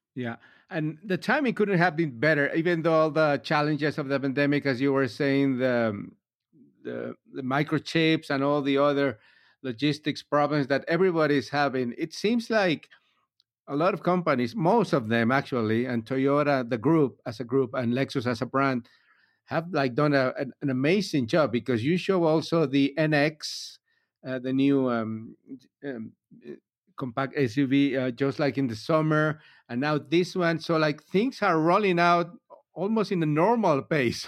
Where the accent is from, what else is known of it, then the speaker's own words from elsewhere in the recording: Miami, Florida, United States; I'm from Miami